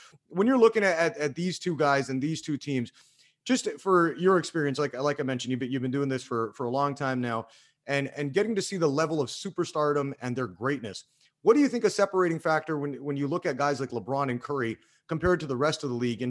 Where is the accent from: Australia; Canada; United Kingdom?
Canada; west coast of Canada; I'm from the West Coast of Canada